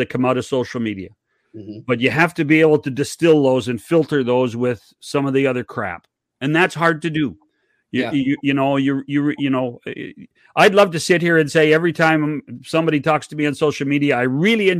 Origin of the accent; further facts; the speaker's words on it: Oliver, British Columbia, Canada; I was born in Oliver, British Columbia